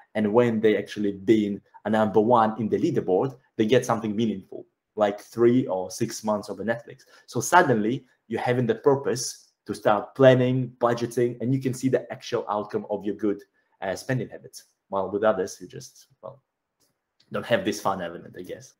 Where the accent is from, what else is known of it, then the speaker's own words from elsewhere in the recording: Belarus; moved away; I'm actually from Belarus